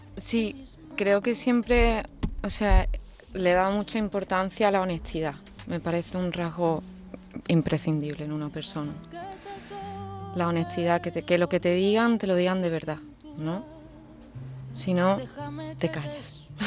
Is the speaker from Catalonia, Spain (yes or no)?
no; Seville, Andalusia, Spain; soy una chica sevillana